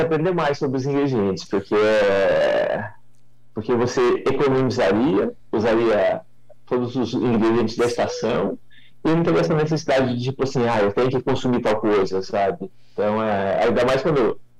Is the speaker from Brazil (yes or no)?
yes; Mogi Guaçu, São Paulo, Brazil; Eu sou daqui da, da região, né? sou de Mogi Guaçu, sou da região aqui de Espírito do Pinhal